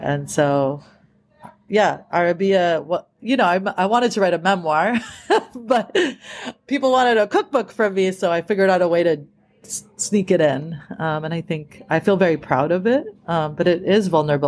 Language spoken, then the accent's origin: English; Boston, Massachusetts, United States; moved away as an adult; now in California, United States; I grew up in these small suburbs of Boston where it was primarily white